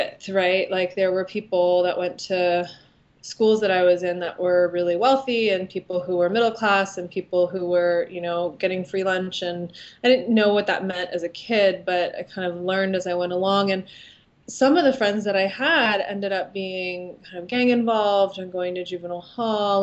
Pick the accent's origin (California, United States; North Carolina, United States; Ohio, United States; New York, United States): California, United States; San Mateo; I am from San Mateo, California. So I grew up there from basically when I was born